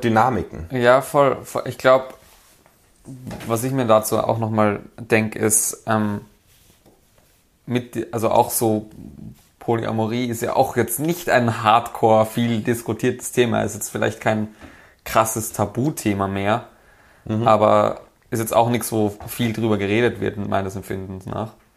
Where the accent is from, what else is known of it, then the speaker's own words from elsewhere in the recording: Vienna, Austria; als Wiener